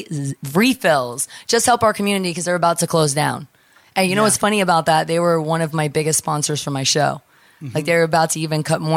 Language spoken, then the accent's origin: English; New York, United States; moved away; also born or lived in California; I grew up in New York